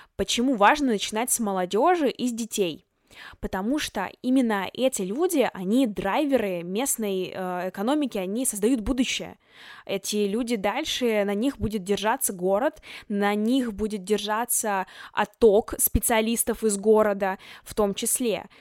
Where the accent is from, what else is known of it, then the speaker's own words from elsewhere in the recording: Chelyabinsk, Chelyabinsk Oblast, Russia; moved away as an adult; now in Moscow, Russia; Я из Челябинска, но уже год живу и учусь в Москве на журналистике вышки.